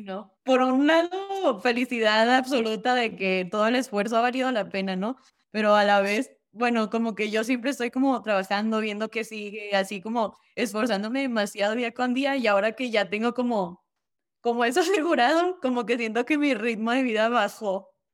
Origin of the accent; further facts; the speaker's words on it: Durango, Mexico; moved away as an adult; nací yo en Durango, Durango, ahí estudié hasta que acabé la preparatoria a los 18